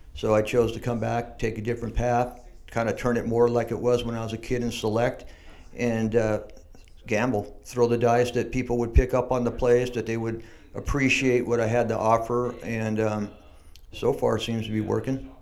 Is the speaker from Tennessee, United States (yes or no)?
no; San Diego, California, United States; I grew up in Mission Hills